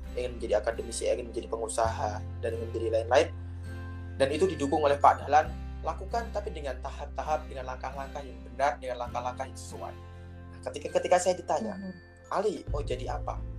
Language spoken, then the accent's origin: Indonesian; East Java, Indonesia; moved away; Saya lahir dari sebuah kampung ya. Saya dari sebuah kampung, salah satu kabupaten di, di Jawa Timur